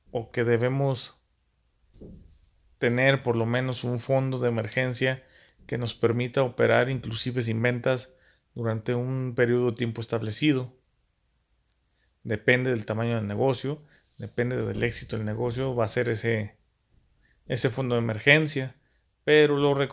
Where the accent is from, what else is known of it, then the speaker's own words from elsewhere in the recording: Mexico; también está nuestra muy poca imaginación como mexicanos o la capacidad de adaptar los negocios